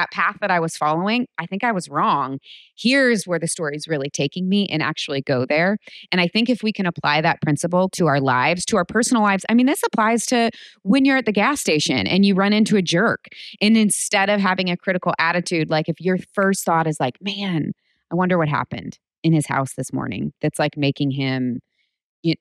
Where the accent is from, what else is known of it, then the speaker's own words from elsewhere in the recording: United States; I grew up in America